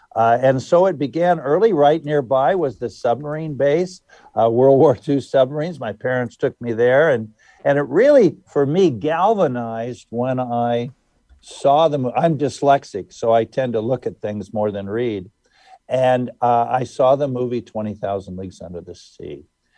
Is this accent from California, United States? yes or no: yes; California, United States; also born or lived in Wichita, Kansas; I was born in Wichita, Kansas, where all oceanographers come from. But I was born 6 months after Pearl Harbor, and my father packed up the family, and off we went, and we arrived in California.